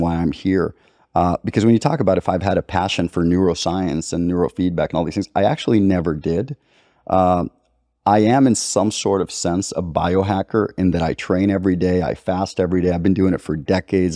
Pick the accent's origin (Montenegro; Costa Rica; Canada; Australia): Costa Rica; I've got Libyan roots. I grew up in Costa Rica